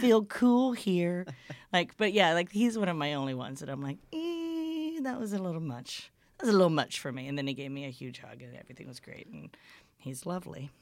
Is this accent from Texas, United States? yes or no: yes; Houston, Texas, United States; moved away as an adult; also born or lived in Beaumont, Texas; now in Austin, United States; I'm from Houston originally